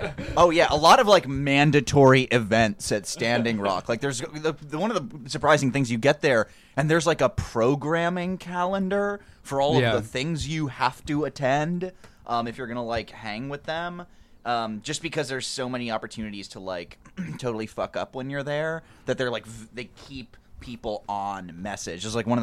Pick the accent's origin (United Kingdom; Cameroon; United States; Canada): United States; New York; 212. I'm a New York native.